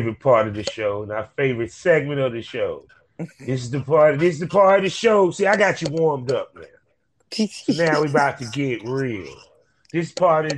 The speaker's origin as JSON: {"language": "English", "region": "the South", "country": "United States", "said": "I'm in my 40s and I'm from the South"}